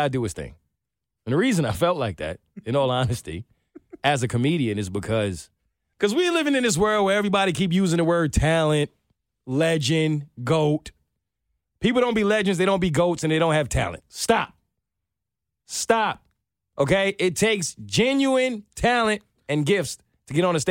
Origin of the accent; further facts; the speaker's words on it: New York City, New York, United States; I'm from New York